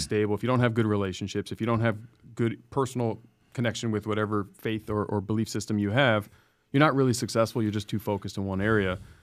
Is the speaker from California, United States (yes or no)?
yes; San Diego, California, United States; I grew up in Scripps Ranch